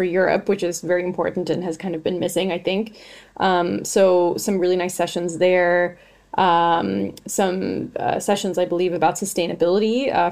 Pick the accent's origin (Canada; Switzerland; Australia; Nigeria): Canada; I'm Canadian